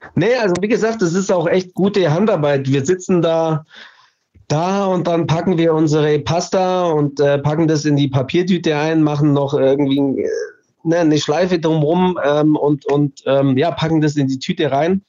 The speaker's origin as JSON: {"language": "German", "area": "Allgäu", "region": "Bavaria", "country": "Germany", "tie": "born or raised there", "moved": "yes", "said": "ich bin gebürtiger Allgäuer."}